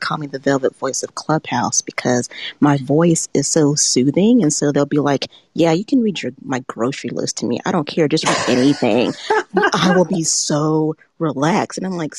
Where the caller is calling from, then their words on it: Macon, Georgia, United States; I'm calling in from Macon, Georgia, about an hour south of Atlanta.